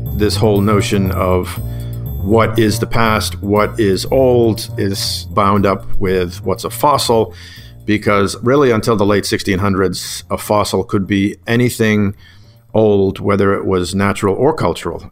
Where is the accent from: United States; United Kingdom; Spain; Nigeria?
United States; Whitman, Massachusetts; now in Pennsylvania, United States; growing up in Whitman, Massachusetts